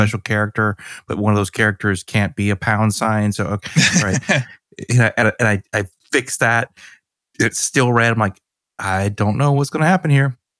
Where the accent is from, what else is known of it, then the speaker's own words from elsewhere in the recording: Georgia, United States; I'm from Georgia